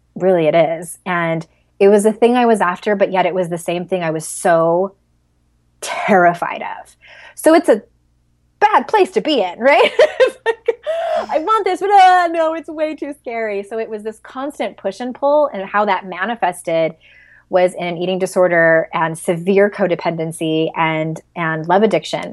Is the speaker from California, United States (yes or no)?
yes; San Diego, California, United States; I'm from San Diego